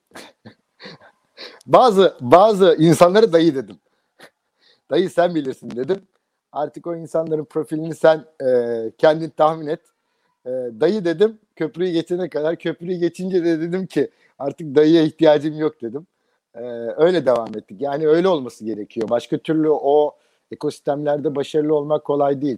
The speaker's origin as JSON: {"language": "Turkish", "town": "Izmir", "region": "İzmir", "country": "Turkey", "moved": "as an adult"}